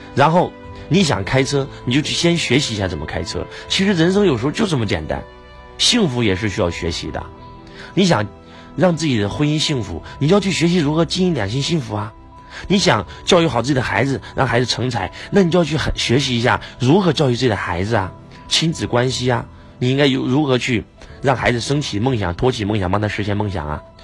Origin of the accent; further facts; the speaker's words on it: China; 因为我是中国人，我爱我的国家，我爱我的民族